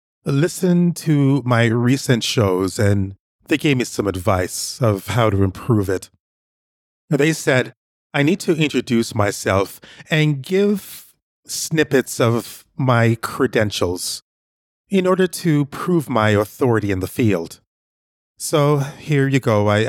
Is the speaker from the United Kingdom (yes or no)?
no; Jamaica; now in Canada; I'm originally from Jamaica.